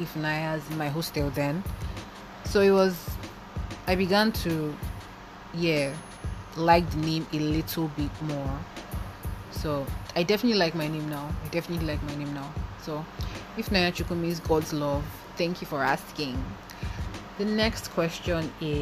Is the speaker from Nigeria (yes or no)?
yes; Lagos, Nigeria; also born or lived in eastern Nigeria; I grew up in Lagos